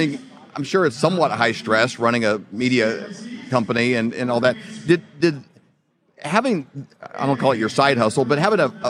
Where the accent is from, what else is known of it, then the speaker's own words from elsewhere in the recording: Midwest, United States; we grew up in the Midwest, so more just like traditional farming